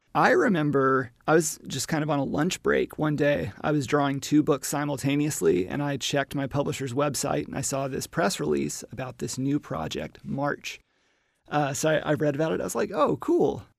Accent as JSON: {"language": "English", "town": "Little Rock", "region": "Arkansas", "country": "United States", "tie": "born or raised there", "also_born_or_lived": "Alabama", "said": "I am a Southerner from Arkansas, but I also grew up in Alabama"}